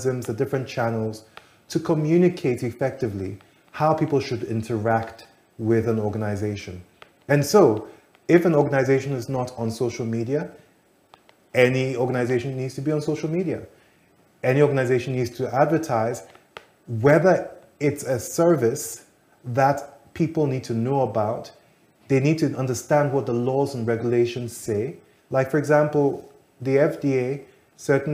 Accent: Ghana; As a Ghanaian

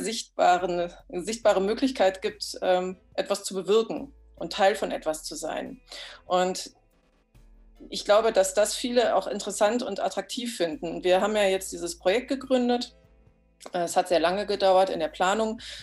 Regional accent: the West, western Germany, Germany; moved away as an adult; now in Oderbruch, Germany; ich bin zwar selber auf dem Dorf groß geworden, aber äh, im Westen

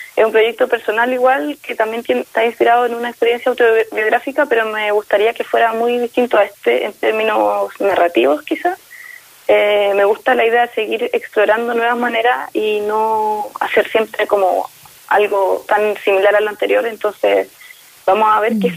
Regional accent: Concepción, Biobío, Chile; now in Santiago, Chile; Nosotros somos de allá de Concepción, si bien yo ahora vivo en Santiago

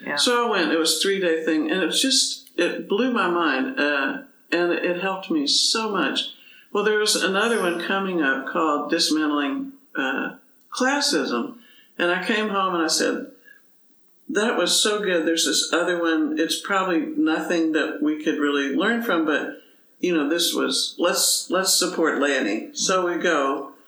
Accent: Dallas, Texas, United States; I was growing up in Dallas

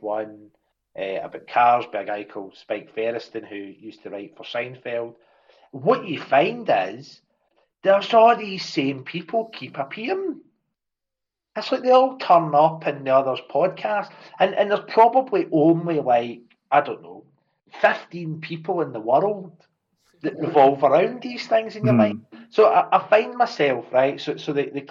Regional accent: Scotland, United Kingdom; I'll speak as a Scotsman

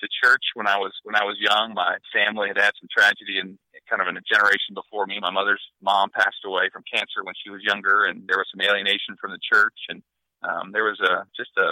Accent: Northern Ohio, United States; So I grew up in Northern Ohio

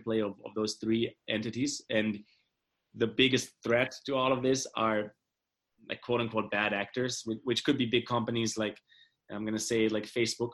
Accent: Germany; moved away; this world I grew up in Germany is, you know, it's very privileged

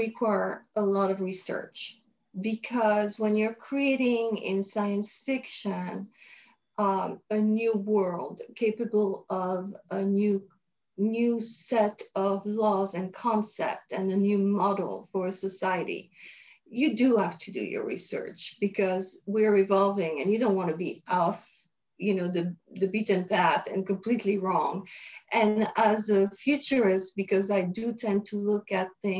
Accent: France; moved away as an adult; also born or lived in Montreal, Canada; now in Los Angeles, United States; I was born in France, grew up in France until I had the opportunity to study in Montreal, Canada

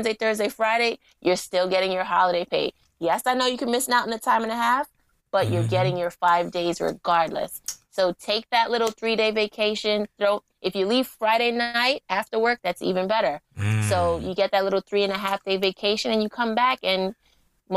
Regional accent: Jamaica; now in New York, United States; Jamaica, because that's my home country

